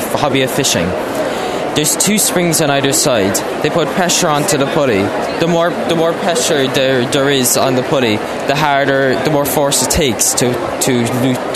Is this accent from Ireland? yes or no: yes; Ballinspittle, Munster, Ireland; I'm a student in Kinsale Community School and I'm from Bandspittle.